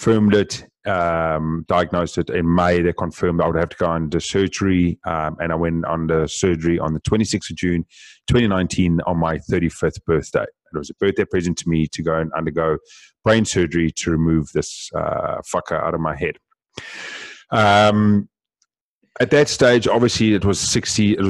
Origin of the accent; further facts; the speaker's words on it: South Africa; Being South African, we speak very fast as well